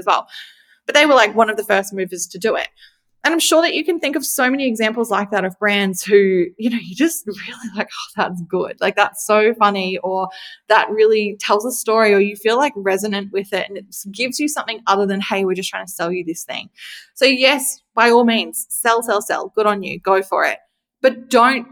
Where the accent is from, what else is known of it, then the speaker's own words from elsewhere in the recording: Australia; I'm Australian